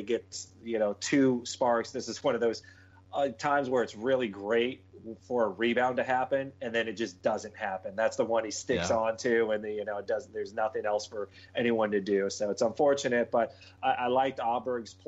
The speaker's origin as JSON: {"language": "English", "country": "United States", "said": "me being American"}